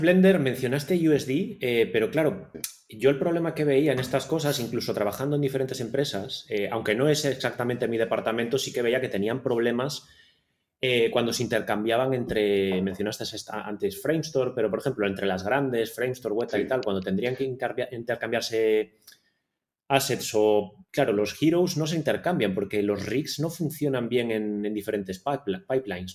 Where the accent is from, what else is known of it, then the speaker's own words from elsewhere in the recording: Ponferrada, Castile and León, Spain; also born or lived in Barcelona / Madrid / London; now in Tenerife, Spain; yo soy de León, de Ponferrada